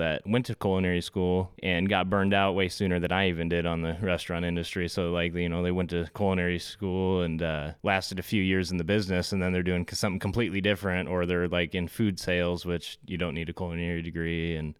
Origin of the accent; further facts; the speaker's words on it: Indianola, Iowa, United States; Here in Indianola, born and raised. Lived a little bit up in Northwest Iowa. Still have family up there.